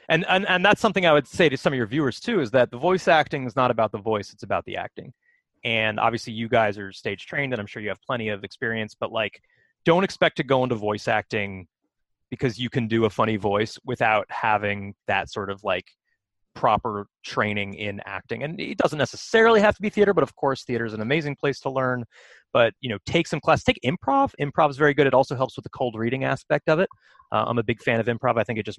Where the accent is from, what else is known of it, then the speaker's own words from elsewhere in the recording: Philadelphia, Pennsylvania, United States; born there; Oh, I was born in Philadelphia.